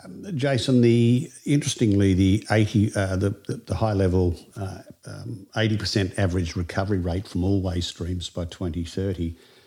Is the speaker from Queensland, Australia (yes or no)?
yes; Queensland, Australia; It's my home state